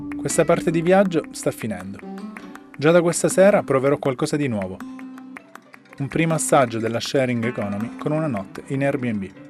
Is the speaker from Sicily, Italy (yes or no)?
yes; Palermo, Sicily, Italy; born or raised there